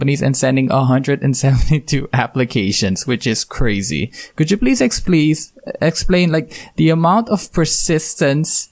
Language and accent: English; Suriname; because I come from Suriname